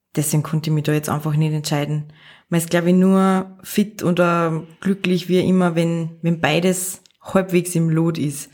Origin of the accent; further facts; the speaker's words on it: Pinzgau, Salzburg, Austria; moved away as an adult; now in Salzburg, Austria; Ich bin aus dem Pinzgau, mhm. aus einem recht kleinen Ort mhm. und bin vor circa sechs Jahren nach Salzburg gekommen